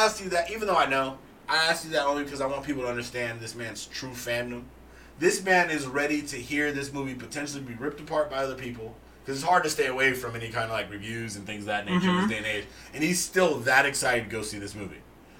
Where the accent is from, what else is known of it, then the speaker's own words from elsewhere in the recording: Boston, Massachusetts, United States; Hey, I come to San Francisco for the clam chowder. I'm from Boston, but I'm here for the chowder.